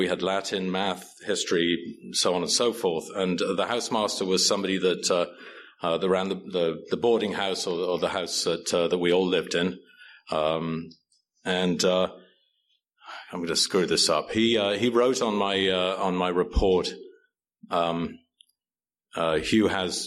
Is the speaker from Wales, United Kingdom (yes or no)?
yes; Wales, United Kingdom; moved away; I grew up in a country called Wales, which is part of the United Kingdom.